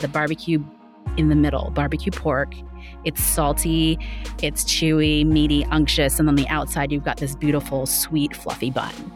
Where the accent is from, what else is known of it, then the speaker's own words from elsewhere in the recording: Bay Area, California, United States; now in Las Vegas, United States; I'm from the Bay Area, so San Francisco and Oakland